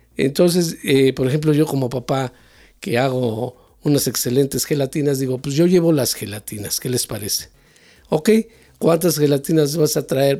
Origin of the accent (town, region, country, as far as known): Mexico